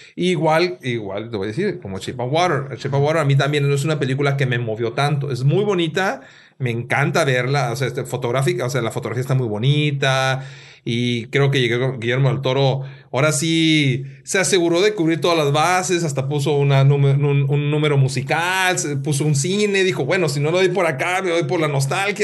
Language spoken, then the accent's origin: Spanish; Mexico; soy mexicano